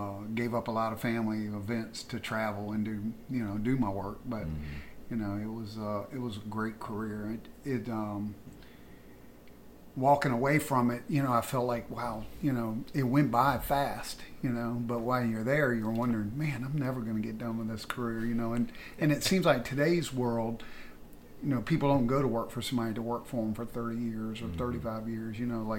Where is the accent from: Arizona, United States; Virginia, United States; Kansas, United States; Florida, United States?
Virginia, United States; Virginia Beach; I went to Bayside High School, so I grew up down in the Chicks Beach area